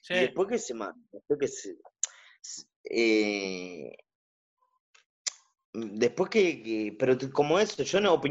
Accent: San José de Mayo, San José, Uruguay; now in Solimar, Uruguay; soy de San José y en San José lo único que hacíamos era calle.

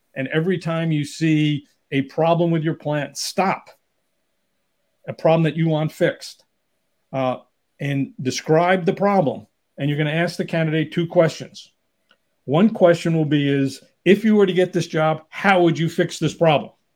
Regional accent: New York City, New York, United States; now in Southern California, United States; I grew up in New York area, New York City area, but living in Southern California

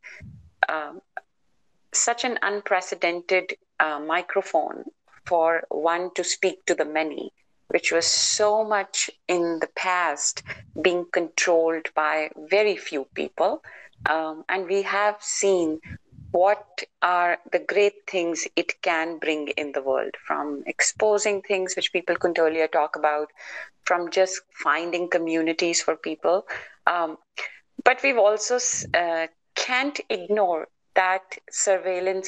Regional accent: India; now in United States; I was born in India, then I live in the US

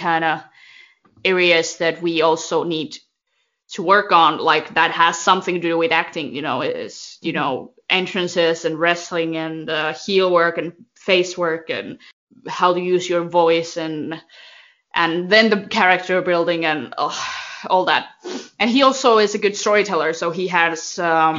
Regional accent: Finland; they're in my hometown

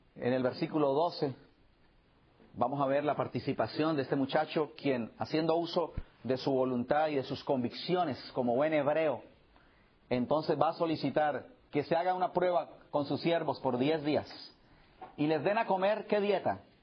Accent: Colombia; moved away

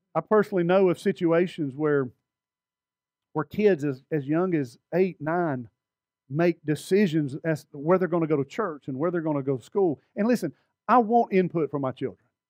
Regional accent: Alabama, United States; I'm from Alabama

